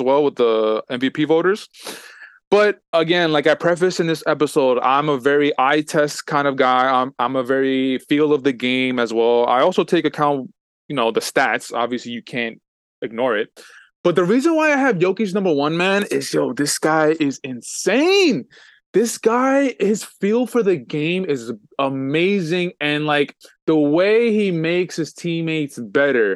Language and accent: English; New York, United States; I'm from New York.